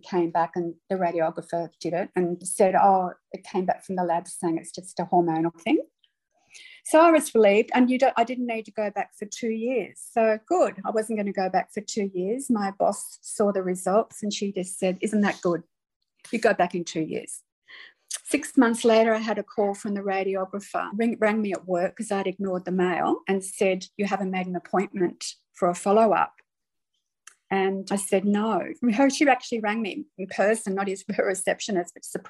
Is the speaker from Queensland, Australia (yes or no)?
no; Melbourne, Victoria, Australia; moved away as an adult; when I was eight, Dad moved us all to Melbourne. He was a teacher. And we lived there until I decided to go overseas when I was 20